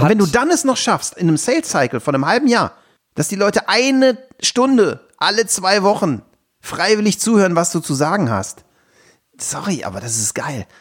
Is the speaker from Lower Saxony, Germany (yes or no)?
no; Aachen, North Rhine-Westphalia, Germany; bei uns in Aachen